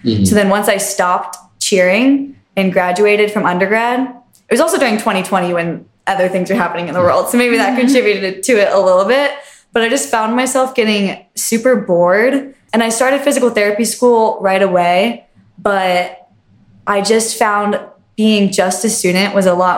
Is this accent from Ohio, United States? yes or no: yes; Westerville, Ohio, United States; I'm from Westerville, Ohio originally